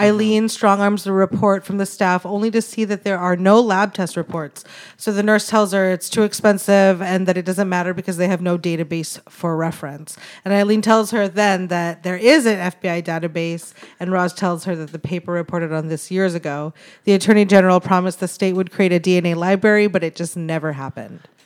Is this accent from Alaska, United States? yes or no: yes; Anchorage, Alaska, United States; born or raised there; now in Los Angeles, United States